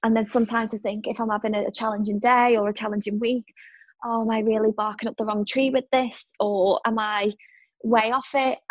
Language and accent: English; Liverpool, North West England, United Kingdom; moved away; I'm a Scouser